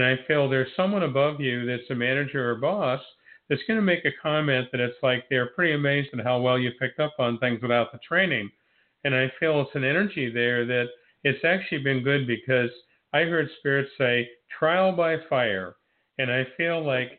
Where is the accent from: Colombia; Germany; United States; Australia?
United States; Niles, Ohio; moved away as an adult; also born or lived in Warren, Ohio / Girard, Ohio; now in Florida, United States; I was born in Warren, Ohio, raised in Niles, Ohio, and lived in Girard, Ohio for 20 years